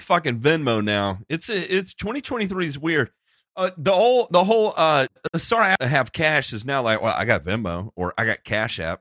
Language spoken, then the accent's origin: English; Memphis, Tennessee, United States; I grew up in Memphis